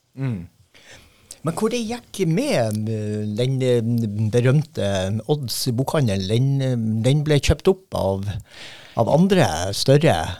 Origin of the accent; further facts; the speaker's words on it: Steigen, Nordland, Norway; fra Steigen, der jeg vokste opp